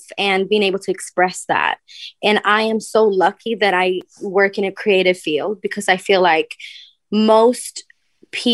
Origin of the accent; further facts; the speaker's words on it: Stockholm, Stockholm County, Sweden; I love my hometown. I love Stockholm